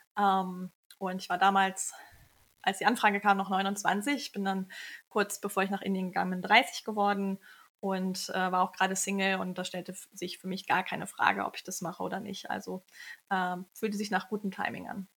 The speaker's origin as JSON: {"language": "German", "town": "Kiel", "region": "Schleswig-Holstein", "country": "Germany", "tie": "born or raised there", "also_born_or_lived": "India", "moved": "as an adult", "lives_now": "Hamburg, Germany", "said": "Ich bin aus Kiel, bin dort aufgewachsen, habe Pharmazie in Kiel studiert"}